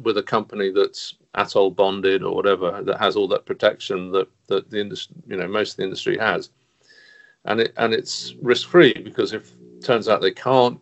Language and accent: English; London, United Kingdom; speaking as a Londoner